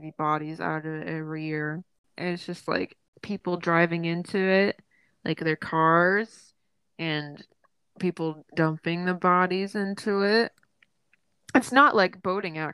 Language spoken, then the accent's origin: English; Woodlawn, Tennessee, United States; also born or lived in Clarksville, Tennessee; my hometown is Woodlawn, but, which is, like, 2,000 people